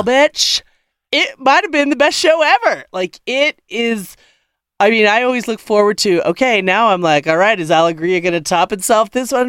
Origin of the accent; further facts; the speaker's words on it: Denver, Colorado, United States; I'm from Denver